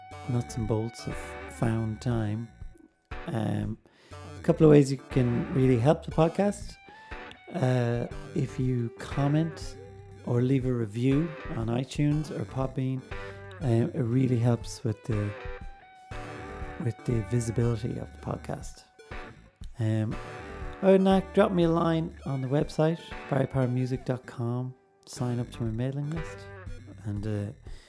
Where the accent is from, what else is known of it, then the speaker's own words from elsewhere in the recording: Ballinasloe, Connacht, Ireland; now in Celbridge, Ireland; I live in Kildare in Selbridge. In Ireland, I'm originally from Ballinasloe in the Midlands, but the west of the Midlands.